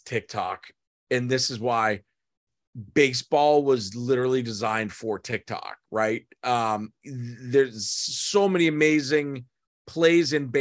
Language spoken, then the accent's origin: English; Boston, Massachusetts, United States; I grew up in Boston until I was 13. I've always lived within an hour of the city.